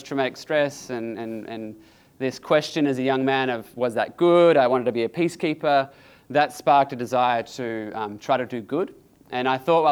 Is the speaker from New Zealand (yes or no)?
yes; New Zealand; I was born in New Zealand